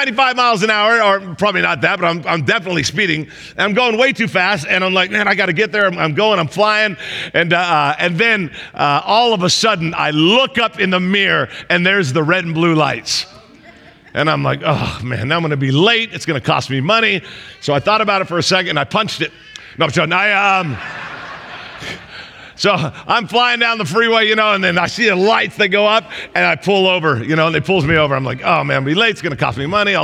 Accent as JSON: {"language": "English", "region": "Southern California", "country": "United States", "said": "I'm from Southern California"}